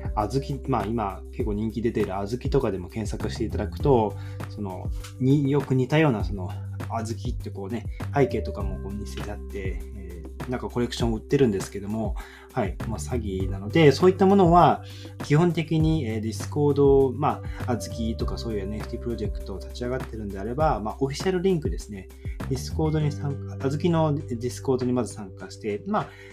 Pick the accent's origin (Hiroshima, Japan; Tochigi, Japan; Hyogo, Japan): Hiroshima, Japan; now in Kanagawa, Japan; 僕出身は広島の方なんですけど